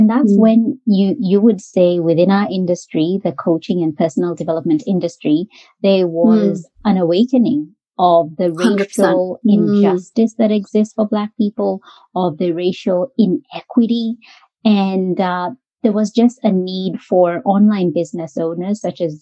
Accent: Kenya; moved away as an adult; now in Australia; Australia is our home. And been home to me for over 20 years. I came here as an international student from Kenya.

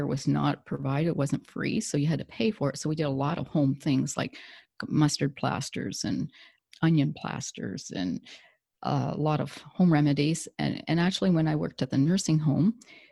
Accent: southern Ontario, Canada; I'm from Ontario, Canada, and I grew up in a farm community, lived on a farm and still in the farm community right now

